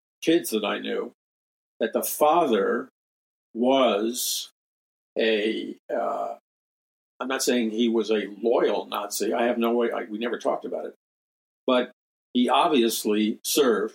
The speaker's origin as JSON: {"language": "English", "town": "New York City", "region": "New York", "country": "United States", "tie": "born or raised there", "said": "When I was a young boy, growing up in Jackson Heights, Queens"}